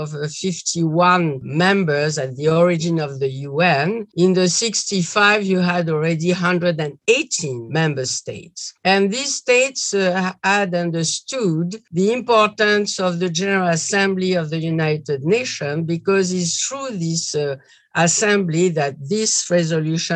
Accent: Algeria; I was born in Algeria, where my father has established a company

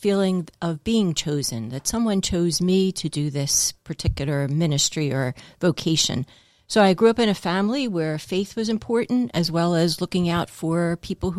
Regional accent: Philadelphia, Pennsylvania, United States; I was born in Philly

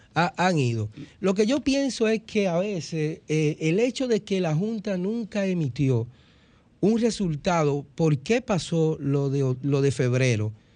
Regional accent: Dominican Republic; nosotros como dominicanos

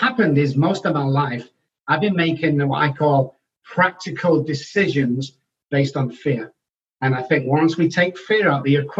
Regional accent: Manchester, North West England, United Kingdom; moved away as an adult; also born or lived in London / Oxford; now in Texas, United States; I belong back home is where I was born, in Manchester, UK. So I was born in Manchester

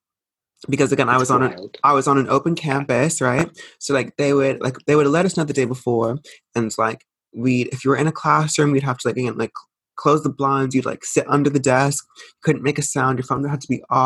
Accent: United States; So I'm American

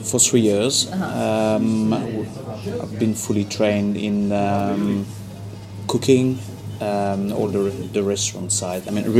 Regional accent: Le Mans, Pays de la Loire, France; English is a second language; moved away as an adult; now in London, United Kingdom; Le Mans in France, okay, which is more famous for the car racing and bartending. And did 5 years catering school in Saint-Nazaire.

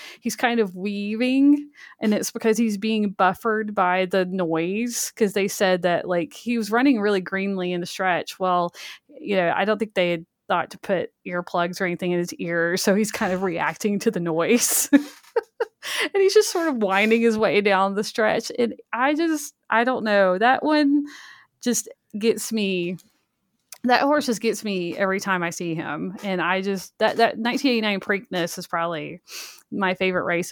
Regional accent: Birmingham, Alabama, United States; I grew up in Birmingham, Alabama, which is very not a horse racing place

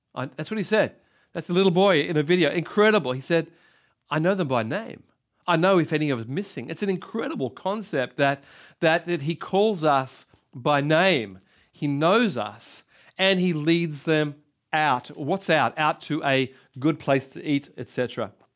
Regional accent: Sydney, New South Wales, Australia; I was born in Sy, uh, brought up in Sydney

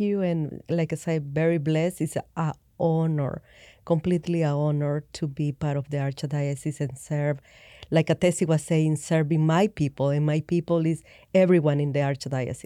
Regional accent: El Salvador; I grew up in El Salvador, um, Catholic.

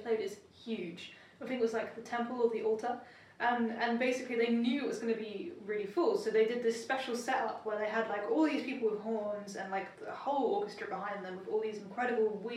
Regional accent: London, United Kingdom; I was born in South London

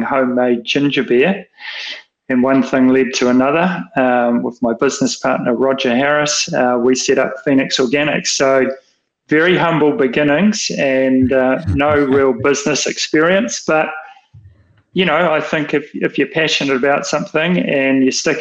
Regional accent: Wellington, New Zealand; I was brought up in Wellington

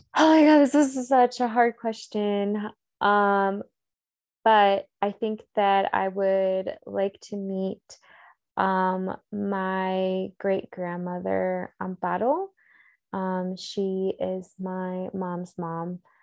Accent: the South, United States; growing up in the South

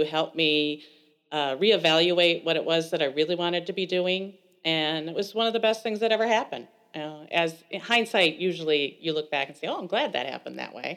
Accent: Elkhorn, Wisconsin, United States; I grew up in Elkhorn, Wisconsin

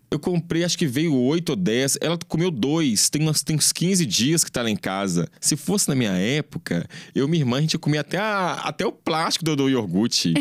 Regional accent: Belo Horizonte, Minas Gerais, Brazil; born or raised there

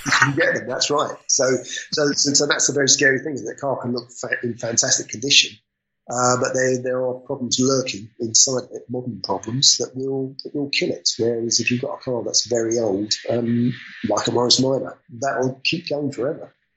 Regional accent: London, United Kingdom; moved away; I was born in London, I come from London

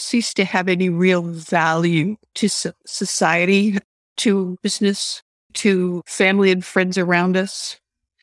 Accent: Canada; I grew up in Canada

